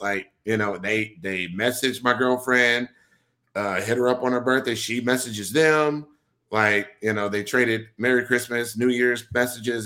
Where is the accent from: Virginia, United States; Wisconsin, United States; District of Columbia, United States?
Wisconsin, United States; Milwaukee; moved away; I'm born and raised in Milwaukee, Wisconsin